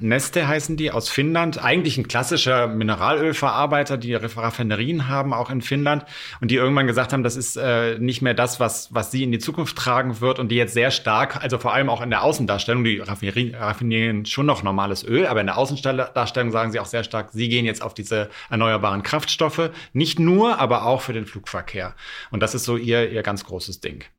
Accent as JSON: {"language": "German", "region": "Rhineland", "country": "Germany", "said": "ich aus dem Rheinland komme"}